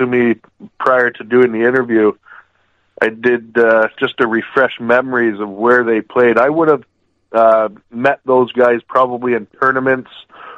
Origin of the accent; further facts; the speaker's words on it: Georgetown, Ontario, Canada; I was pretty much born and raised in Georgetown, moved here when I was, I guess, 8, 1994, 9 years old